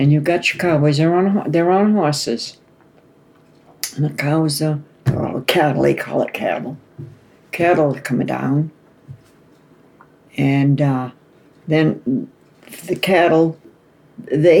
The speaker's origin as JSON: {"language": "English", "town": "Portsmouth", "region": "New Hampshire", "country": "United States", "also_born_or_lived": "Hawaii", "moved": "yes"}